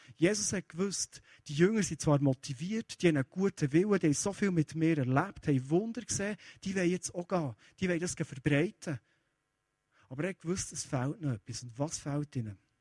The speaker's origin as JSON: {"language": "German", "town": "Kiel", "region": "Schleswig-Holstein", "country": "Germany", "tie": "born or raised there", "said": "Ich bin in Kiel aufgewachsen"}